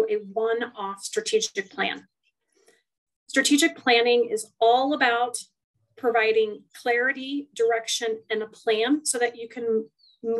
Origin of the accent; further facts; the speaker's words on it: Western Kansas, United States; moved away; I literally come from a small town in Western Kansas